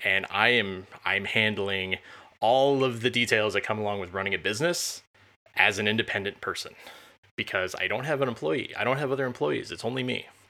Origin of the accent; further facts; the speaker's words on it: Champaign, Illinois, United States; I grew up near Champaign, Urbana